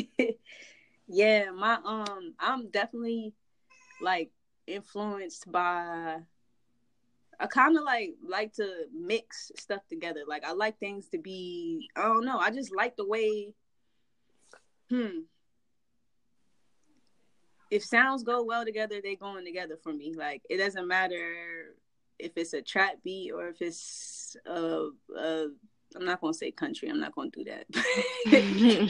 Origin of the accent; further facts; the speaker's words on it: Pittsburgh, Pennsylvania, United States; now in Virginia, United States; I'm from the East Coast. I'm from Pittsburgh.